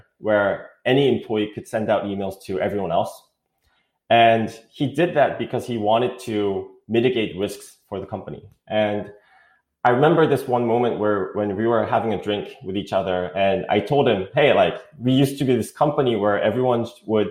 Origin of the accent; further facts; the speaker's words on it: South Korea; English is a second language; moved away as an adult; also born or lived in East Coast, United States; now in United States; I'm from South Korea. I did go to school in the East Coast when I was in middle school, so that's why I speak English. But I grew up most of my life in Korea.